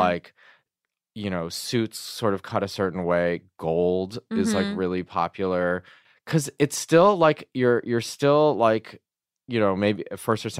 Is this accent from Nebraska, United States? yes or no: no; Michigan, United States; I was growing up in Michigan around, you know, in my retrospect opinion, probably too many white people.